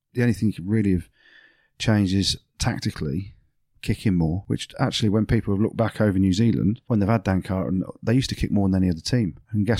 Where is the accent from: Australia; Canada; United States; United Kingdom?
United Kingdom; England; Yeah, I think the main thing is being English